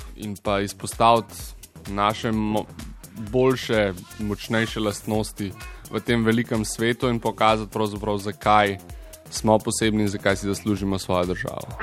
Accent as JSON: {"language": "Slovenian", "country": "Slovenia", "said": "Slovenci smo"}